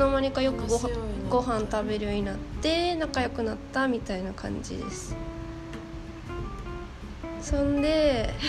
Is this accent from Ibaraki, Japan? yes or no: no; Fukuoka, Japan; now in Thailand; 私は福岡出身ですうんで2人とも冬生まれ